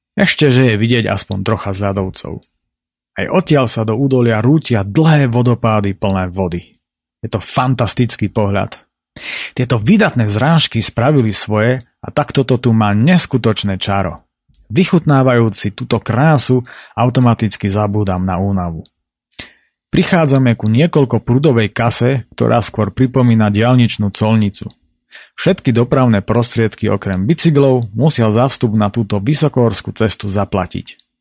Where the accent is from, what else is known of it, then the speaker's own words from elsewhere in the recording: Slovakia; u nás v Tatrách